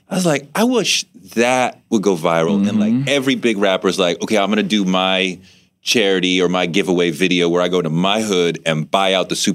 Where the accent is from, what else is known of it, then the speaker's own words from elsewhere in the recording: United States; I mean, because I'm an American male, I don't cry at such things